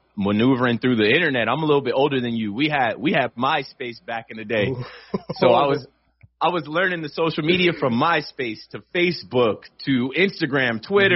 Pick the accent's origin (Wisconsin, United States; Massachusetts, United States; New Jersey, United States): New Jersey, United States; Monmouth County; also born or lived in Virginia; I was born in Monmouth Medical Center, mm-hmm. grew up in Monmouth County